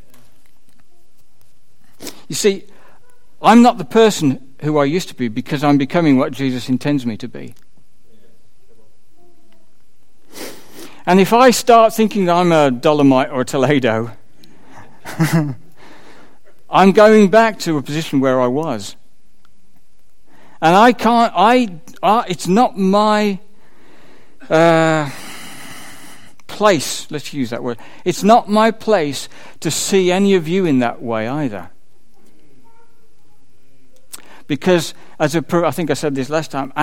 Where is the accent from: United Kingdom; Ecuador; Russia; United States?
United Kingdom; I'm a citizen of the UK. I have a British passport.